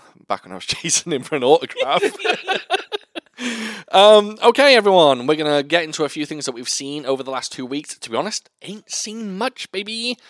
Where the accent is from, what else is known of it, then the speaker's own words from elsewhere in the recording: Wales, United Kingdom; No, I'm Welsh.